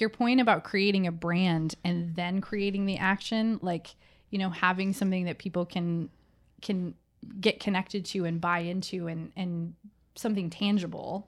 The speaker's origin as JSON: {"language": "English", "region": "middle Michigan", "country": "United States", "tie": "born or raised there", "said": "I grew up in a small farm town, surrounded by people that looked like me."}